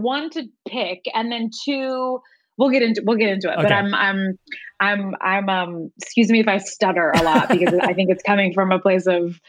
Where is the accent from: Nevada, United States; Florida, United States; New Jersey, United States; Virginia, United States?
Virginia, United States; Norfolk; So I grew up going to this, like, you know, old school, like vintage movie theater, in my hometown in Norfolk, Virginia